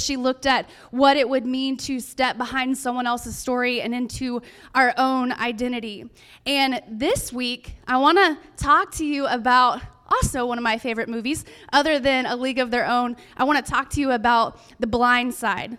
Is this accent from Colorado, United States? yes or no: no; California, United States; I'm from California